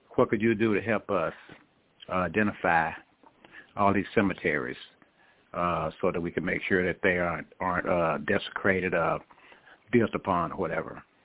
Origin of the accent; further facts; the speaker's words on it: Ennis, Texas, United States; I'm from Ennis, Texas